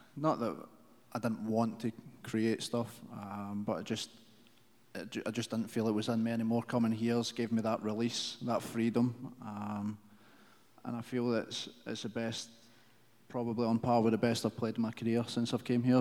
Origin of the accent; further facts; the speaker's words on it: United Kingdom; moved away as an adult; now in Kansas City, United States; back in the UK